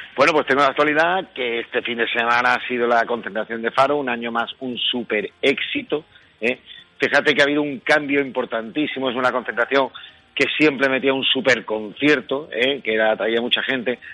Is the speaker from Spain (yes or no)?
yes; Spain; somos cerveceros los españoles